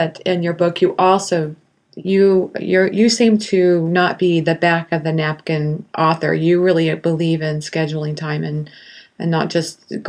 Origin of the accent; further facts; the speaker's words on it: Kansas City, United States; I'm from Kansas City.